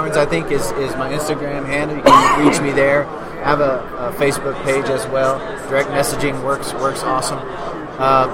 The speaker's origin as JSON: {"language": "English", "region": "East Tennessee", "country": "United States", "tie": "born or raised there", "said": "I grew up in the East, in East Tennessee"}